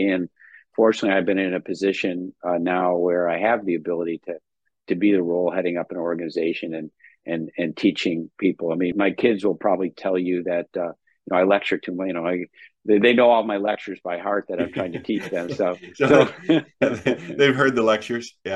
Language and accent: English; just outside of Chicago, Illinois, United States; just outside of Chicago. Yeah, so Midwest.